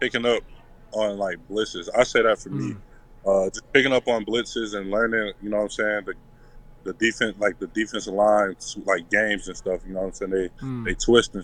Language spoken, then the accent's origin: English; Detroit, Michigan, United States; I'm from Detroit, so like I wanted to be back home, and I wanted to put on the show for my family back home.